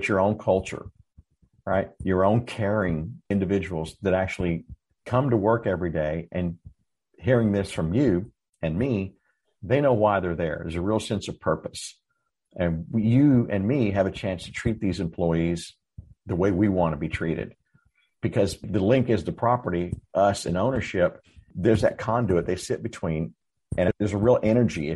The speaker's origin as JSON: {"language": "English", "town": "Dallas", "region": "Texas", "country": "United States", "tie": "born or raised there", "lives_now": "San Antonio, United States", "said": "I grew up in Dallas and I moved to San Antonio in 2008"}